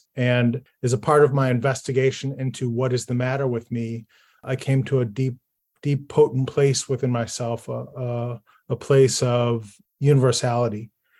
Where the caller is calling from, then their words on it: Buffalo, New York, United States; I am dialing in from Buffalo, New York